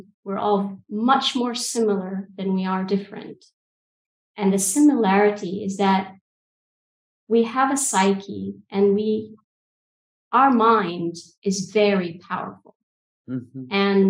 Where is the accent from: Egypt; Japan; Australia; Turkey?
Egypt; also born or lived in United Kingdom / Saudi Arabia; now in Albania; So calling from Albania, but culturally I'm from Egypt and the UK, and I studied in an American system. So I've got a whole cultural mix that I tend to tap into, born in Saudi Arabia.